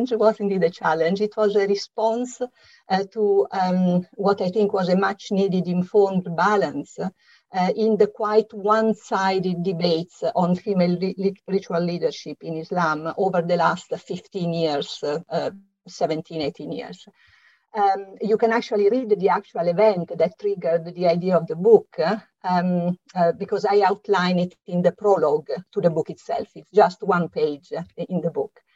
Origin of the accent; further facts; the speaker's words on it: Italy; English is a second language; moved away as an adult; now in London, United Kingdom; as you can hear from my slight accent, I'm Italian, and it is here that I lived through the exciting 1970s